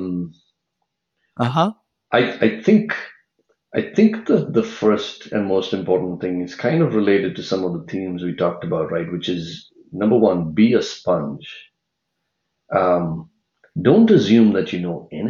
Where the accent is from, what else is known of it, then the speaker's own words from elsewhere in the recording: India; now in San Francisco Bay Area, United States; I grew up in India